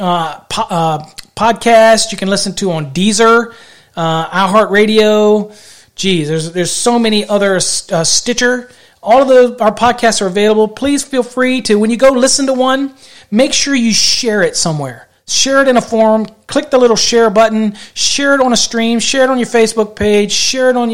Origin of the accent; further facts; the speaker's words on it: Virginia, United States; I'm from Virginia